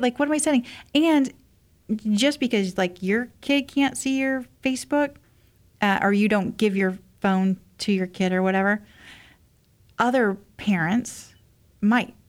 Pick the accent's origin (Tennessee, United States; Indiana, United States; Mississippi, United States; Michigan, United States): Indiana, United States; moved away; also born or lived in Cleveland; I'm from Indiana originally, like a small town